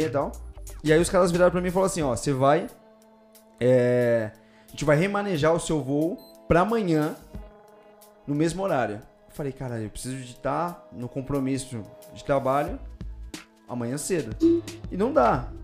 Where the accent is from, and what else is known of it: São Paulo, Brazil; accent: paulista